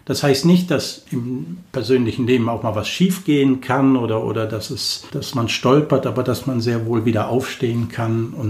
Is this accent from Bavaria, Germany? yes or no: no; Cologne, North Rhine-Westphalia, Germany; Ich bin 56 Jahre alt, gebürtig aus Köln, also ich bin eine echte Kölsche, mit echt Kölnisch Wasser getauft. Aus einer Familie mit sieben Kindern bin ich der Letzte und ich bin in Köln groß geworden.